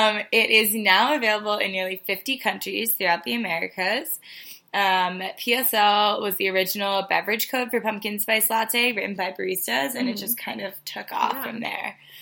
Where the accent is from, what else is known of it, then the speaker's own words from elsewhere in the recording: East Coast, United States; moved away as an adult; So I'm originally from the East Coast, and I've recently moved to the West Coast.